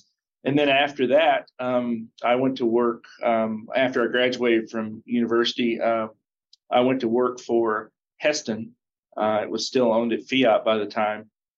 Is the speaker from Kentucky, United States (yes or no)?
yes; Russellville, Kentucky, United States; moved away as an adult; also born or lived in Kansas City / Atlanta / Iowa / Minneapolis; a dealership in my hometown, Russellville, Kentucky